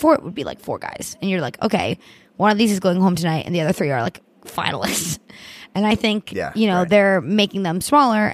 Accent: Miami, Florida, United States; I'm from Miami

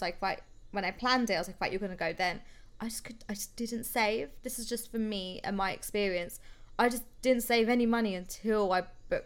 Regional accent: London, United Kingdom; I'm from London

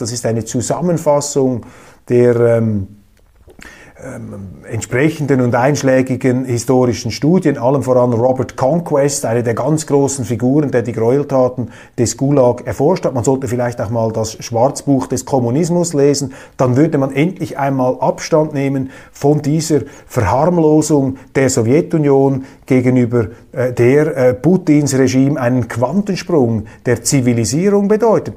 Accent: Switzerland; als Schweizer

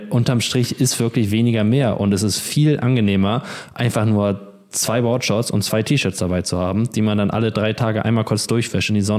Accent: Germany; als Deutscher irgendwie einen Scheiß verdienen.

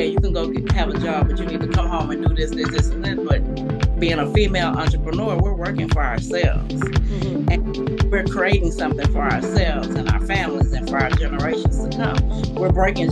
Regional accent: Beaumont, Texas, United States; now in Houston, United States; I'm from Beaumont, Texas, but I live in Houston, Texas

